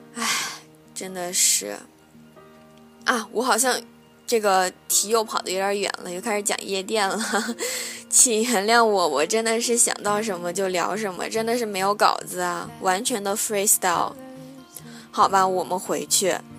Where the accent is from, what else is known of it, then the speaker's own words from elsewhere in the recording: southern China, China; 我是南方人